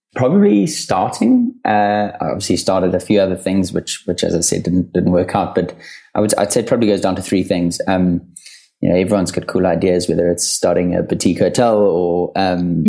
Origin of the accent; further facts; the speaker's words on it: South Africa; I grew up in South Africa.